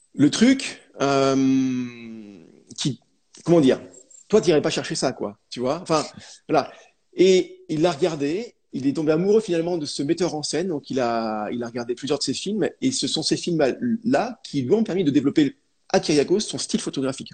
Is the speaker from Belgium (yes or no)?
no; France; chez nous en France